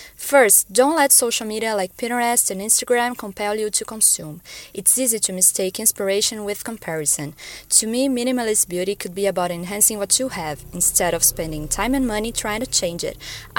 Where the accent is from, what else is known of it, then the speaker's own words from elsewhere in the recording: Brazil; from Brazil